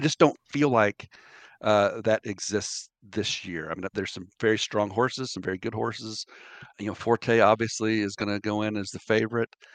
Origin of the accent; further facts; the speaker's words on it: Lexington, Kentucky, United States; growing up in Lexington